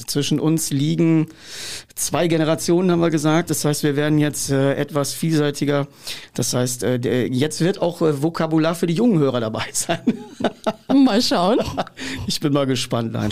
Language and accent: German; Hanover, Lower Saxony, Germany; Ich komme aus Hannover.